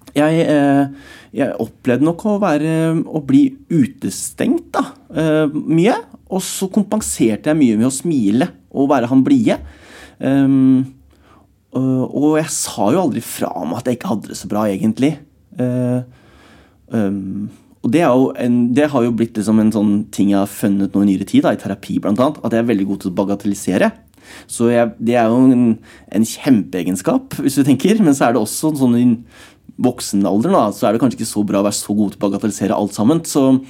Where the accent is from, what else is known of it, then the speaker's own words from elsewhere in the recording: Alvdal, Innlandet, Norway; moved away; Hjemme på Strømmen, da, hvor jeg vokste opp